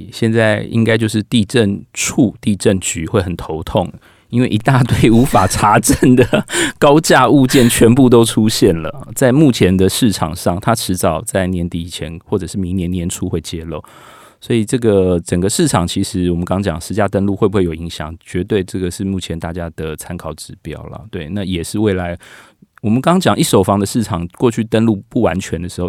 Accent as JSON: {"language": "Chinese", "region": "Taipei", "country": "Taiwan", "said": "例如说我的我们台北人到桃园去买"}